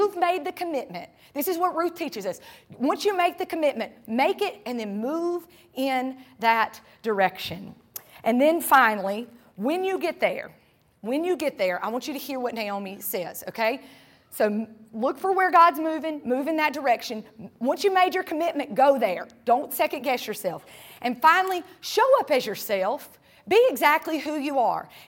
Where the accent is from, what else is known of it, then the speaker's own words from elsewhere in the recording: North Carolina, United States; moved away as an adult; now in Tampa, United States; I'm from North Carolina